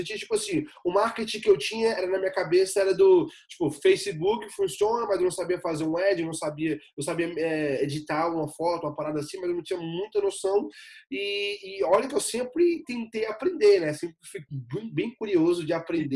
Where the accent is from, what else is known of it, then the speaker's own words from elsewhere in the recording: Ceilândia, Federal District, Brazil; moved away as an adult; also born or lived in Recanto das Emas; now in United States; eu sou de Brasília, né, a capital federal, e nascido e criado na, na comunidade da Ceilândia, né, na cidade da Ceilândia